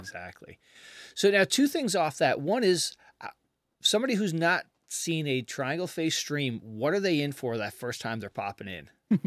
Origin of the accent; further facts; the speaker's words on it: Canada; now in United States; I'm from Canada originally